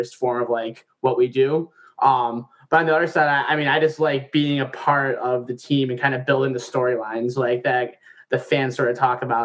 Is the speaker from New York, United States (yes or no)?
yes; New York, United States; moved away; Growing up in New York